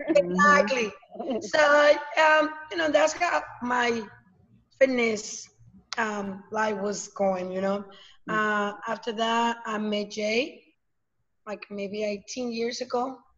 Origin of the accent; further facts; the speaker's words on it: Mexico; moved away; I'm coming from Mexico, so um, my family is over there